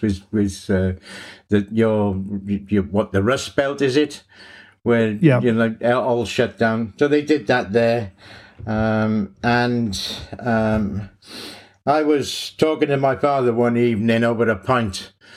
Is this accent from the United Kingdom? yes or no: yes; Cardiff, Wales, United Kingdom; moved away as an adult; I'm from Cardiff in Wales originally